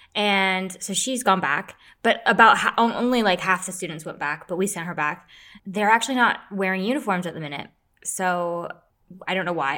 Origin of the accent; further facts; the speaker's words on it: United States; I'm American